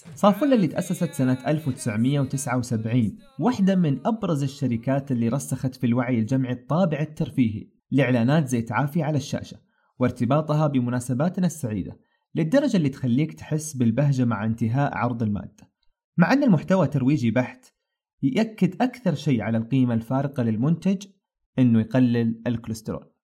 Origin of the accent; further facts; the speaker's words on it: Saudi Arabia; صنعتنا كسعوديين